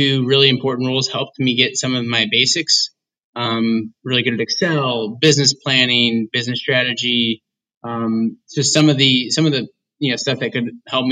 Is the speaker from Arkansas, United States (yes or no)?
no; Indiana, United States; I am from Indiana.